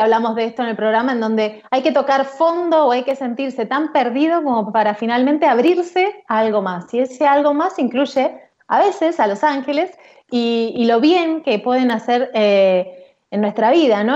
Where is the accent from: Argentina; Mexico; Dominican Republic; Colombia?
Argentina; Pilar, Buenos Aires Province; en Pilar, de donde soy